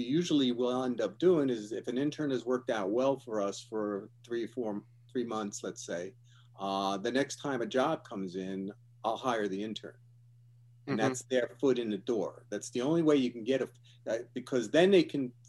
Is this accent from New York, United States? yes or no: yes; Yonkers, New York, United States; moved away as an adult; now in California, United States; I'm originally from Yonkers, New York